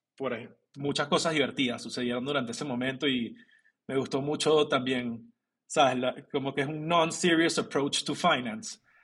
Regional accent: Venezuela; moved away; also born or lived in Colombia / Mexico; yo soy venezolano

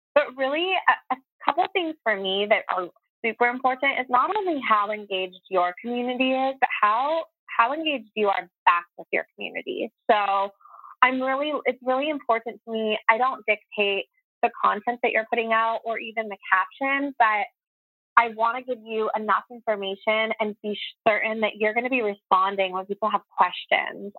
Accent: San Diego, California, United States; I was born and raised in San Diego, so it's great to be home

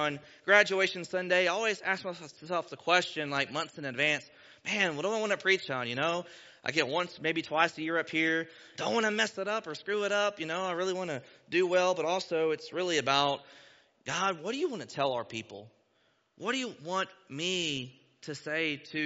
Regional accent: Texas, United States; accent: twangs; moved away as an adult; now in Ohio, United States; I'm from Texas, born and raised, and I moved here a few years ago to take the job as youth pastor here

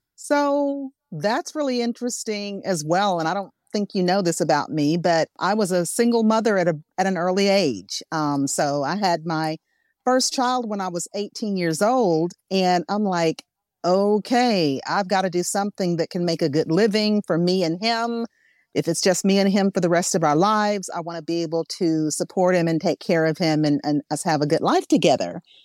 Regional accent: Arkansas, United States; I'm from Arkansas

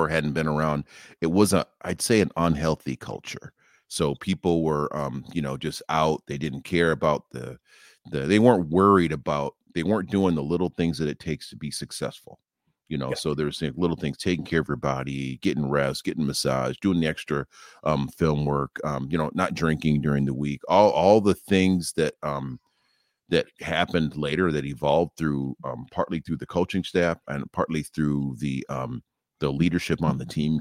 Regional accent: Minnesota, United States; also born or lived in St. Louis, Missouri; I was raised in Minnesota, being a Minnesota kid

